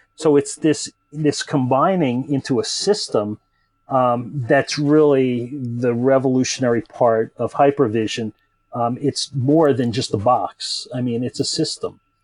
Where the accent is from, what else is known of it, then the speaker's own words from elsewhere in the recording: United States; moved away as an adult; now in Europe; I'm a an American native guy, you know, living in Europe now